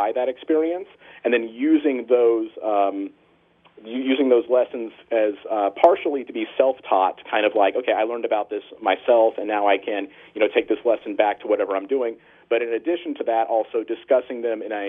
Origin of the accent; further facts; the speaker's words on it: Northern California, United States; I grew up in Northern California